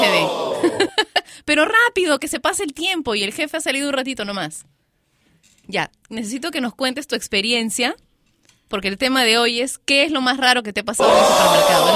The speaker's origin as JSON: {"language": "Spanish", "country": "Peru", "said": "en mi país, Perú"}